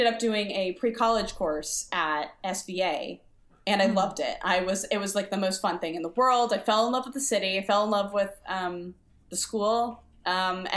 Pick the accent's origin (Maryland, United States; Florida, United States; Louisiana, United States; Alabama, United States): Maryland, United States; moved away as an adult; I'm from the East Coast, I grew up in Maryland